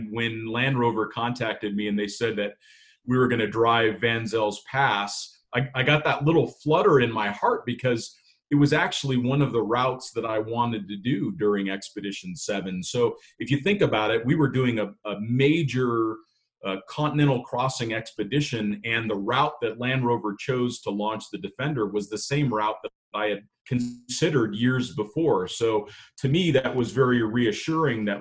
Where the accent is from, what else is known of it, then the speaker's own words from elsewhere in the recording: Southern California, United States; moved away as an adult; also born or lived in Idaho / Italy; I grew up in Southern California. I grew up in a city